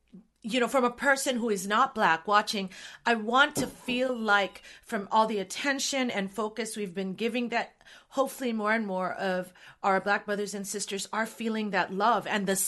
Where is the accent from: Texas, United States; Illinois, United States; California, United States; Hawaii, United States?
Hawaii, United States; moved away; I grew up in Hawaii